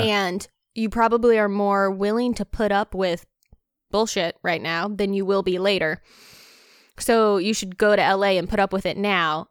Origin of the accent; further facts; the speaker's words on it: North Carolina, United States; moved away as an adult; also born or lived in Baton Rouge, Louisiana / Ohio; I grew up in North Carolina